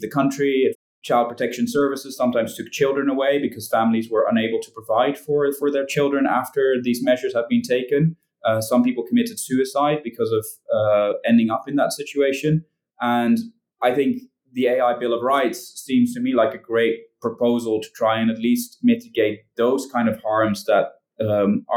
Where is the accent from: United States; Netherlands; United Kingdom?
Netherlands; I'm from the Netherlands